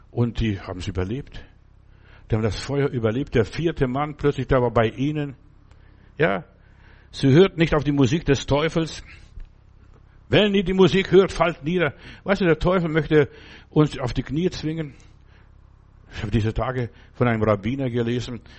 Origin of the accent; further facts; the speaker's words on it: Klaipėda, Klaipėda County, Lithuania; Als ich jetzt in, vor Jahren mal in Memel, da wo ich herkomme, war und die Gegend besucht habe